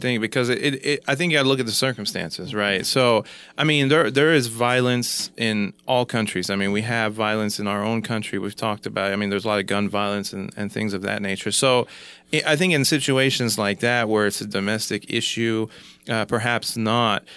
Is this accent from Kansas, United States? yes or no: yes; Kansas, United States; now in Oklahoma, United States; from Kansas, uh, you know, moving to Oklahoma